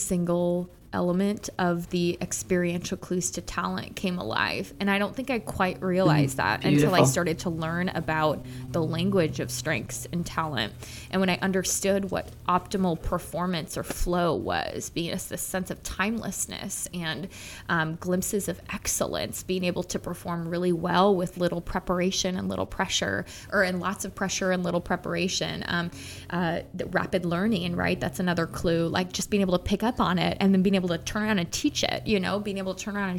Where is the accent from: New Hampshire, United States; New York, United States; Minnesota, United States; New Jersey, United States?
Minnesota, United States; a middle-class white suburban child of growing up in Minnesota